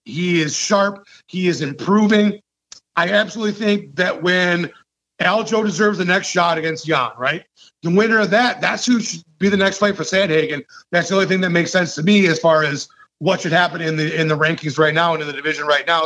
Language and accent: English; Michigan, United States; I'm from Michigan